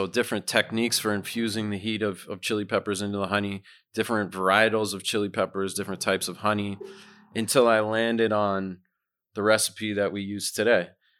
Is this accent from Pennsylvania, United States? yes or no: no; Massachusetts, United States; moved away as an adult; now in Brooklyn, United States; I grew up in Massachusetts.